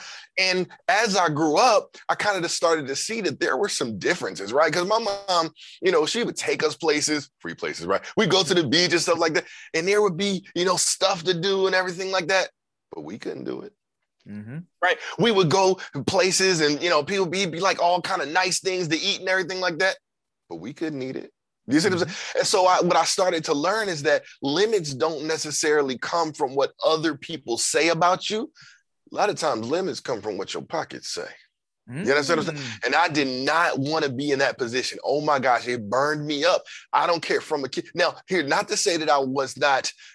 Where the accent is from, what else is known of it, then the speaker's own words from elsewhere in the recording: Philadelphia, Pennsylvania, United States; I grew up in North Philly